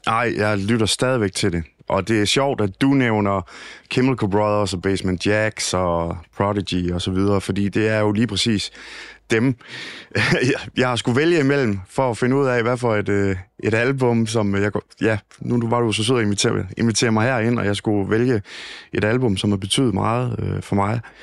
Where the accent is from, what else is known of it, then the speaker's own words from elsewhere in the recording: Thisted, North Denmark Region, Denmark; den gode gamle Radio Ty i Tisted, hvor jeg kommer fra